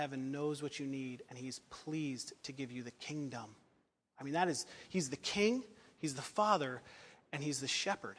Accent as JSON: {"language": "English", "country": "United States", "said": "I love being an American"}